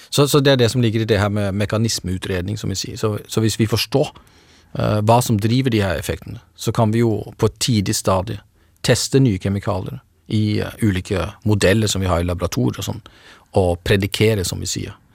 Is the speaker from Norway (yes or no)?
yes; Norway; som nordmand